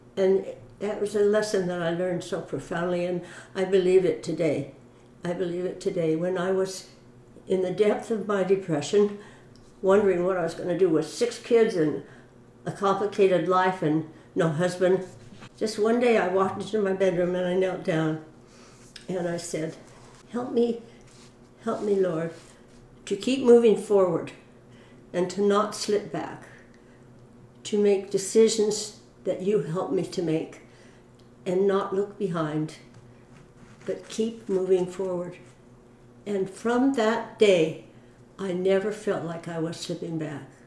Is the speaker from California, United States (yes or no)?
yes; Mountain View, California, United States; also born or lived in Vancouver, British Columbia, Canada / Hoquiam, Washington / Sunnyvale, California; we moved first to Hoquiam, Washington, and then to a little house on Airhorn Street, right down in Mountain View, just parallel with Castro Street.